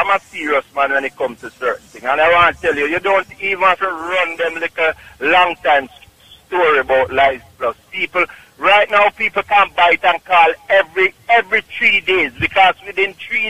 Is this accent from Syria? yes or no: yes; Syria; English is a second language; I grew up in Syria.